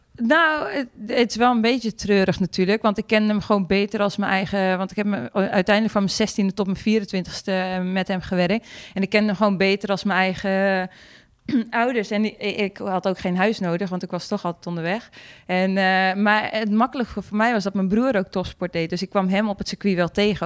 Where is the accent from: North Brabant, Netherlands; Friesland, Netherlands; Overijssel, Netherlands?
Friesland, Netherlands